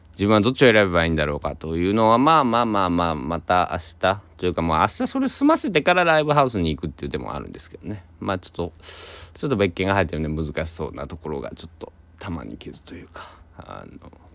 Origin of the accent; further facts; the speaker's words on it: Shikoku, Kochi, Japan; 僕の地元の、うんえー、四国で高知県